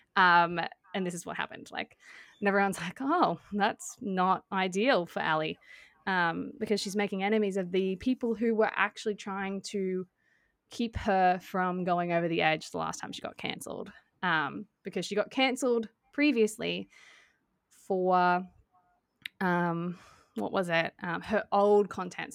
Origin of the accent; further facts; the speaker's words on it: Australia; we're Australian